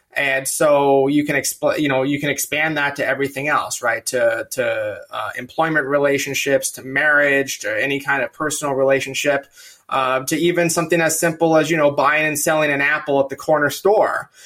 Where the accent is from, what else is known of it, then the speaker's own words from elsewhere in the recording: California, United States; now in Virginia, United States; I'm from California